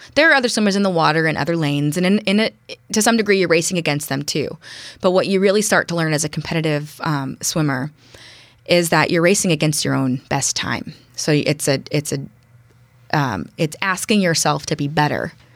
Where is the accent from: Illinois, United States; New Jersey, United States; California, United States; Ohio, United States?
California, United States; Berkeley; now in Bainbridge Island, United States; I was born and raised in the East Bay. And, uh, East Bay being mostly focused in Berkeley and Oakland.